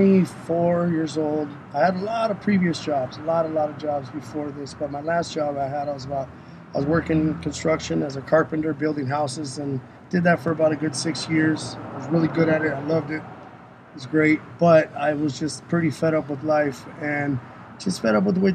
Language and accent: English; San Diego, California, United States; also born or lived in National City, California; I was born and raised in San Diego, California